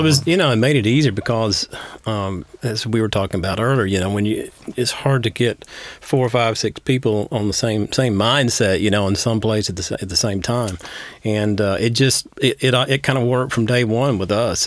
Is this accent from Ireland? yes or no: no; Dugtown, Georgia, United States; where I grew up around Dugtown